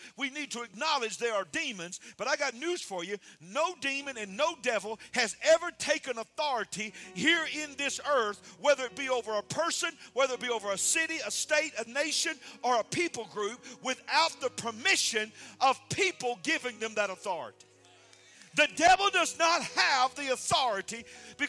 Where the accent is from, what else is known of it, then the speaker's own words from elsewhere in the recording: United States; I'm an American citizen